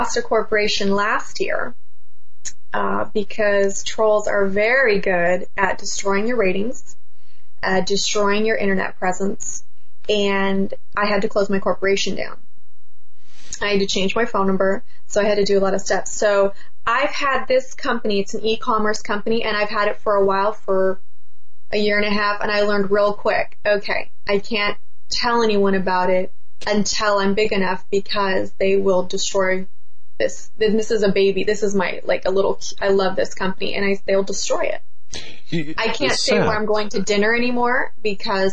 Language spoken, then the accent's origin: English; Orange County, California, United States; I'm from Orange County. We're very clean over here.